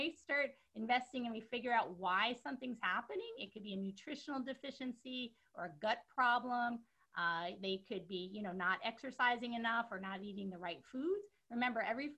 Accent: New York City, New York, United States; I'm originally from New York City. I'm a Brooklyn girl from Canarsie.

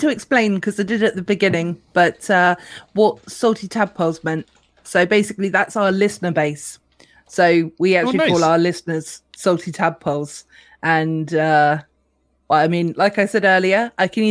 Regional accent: United Kingdom; we're very British

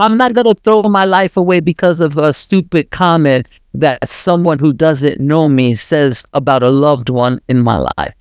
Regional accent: New York, United States; moved away; I was raised in New York

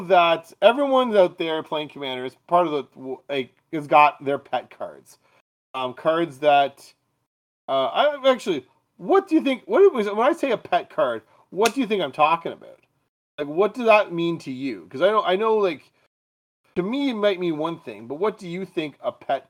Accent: Canada

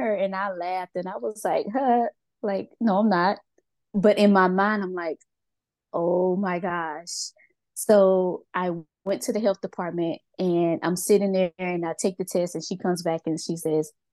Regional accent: Mississippi, United States; moved away as an adult; now in Georgia, United States; I'm originally from Mississippi, but I live in Georgia. I have lived here for 17 years now

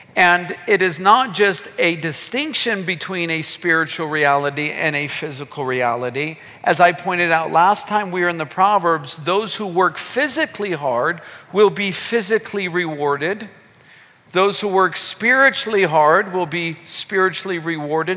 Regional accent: United States; moved away as an adult; now in Kenya; growing up in America

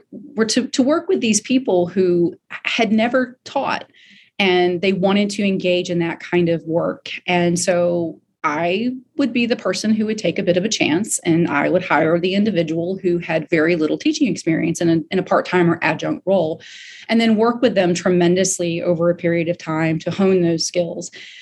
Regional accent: Greenville, South Carolina, United States; born there; also born or lived in Florida; I was born in Greenville, South Carolina, moved around back and forth from here to Florida and back and forth, and have settled once again in Greenville, South Carolina.

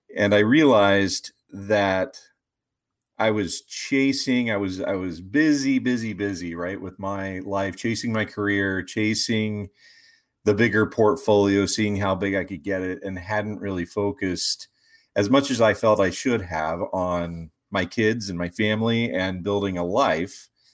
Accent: West Virginia, United States; moved away as an adult; also born or lived in Ohio / Chicago; I grew up in West Virginia, so my roots are kind of in the mountains

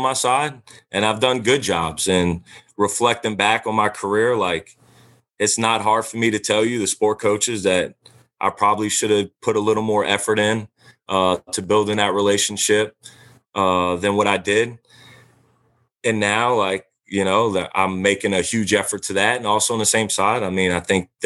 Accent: Louisiana, United States; I'm from Louisiana

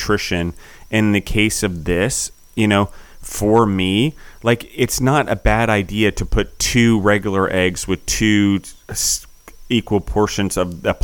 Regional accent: United States; as an American

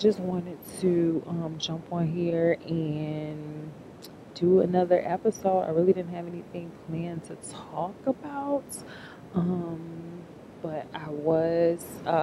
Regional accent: Chicago, Illinois, United States; I am from Chicago

